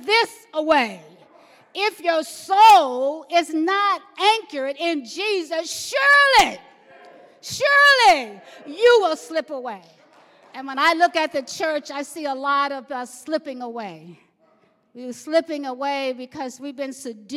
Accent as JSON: {"language": "English", "region": "the South", "country": "United States", "tie": "born or raised there", "said": "I grew up in the South in a family of 14"}